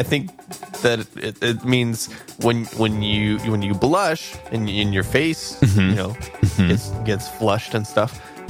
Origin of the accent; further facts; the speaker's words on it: Scotland, United Kingdom; We're Scottish.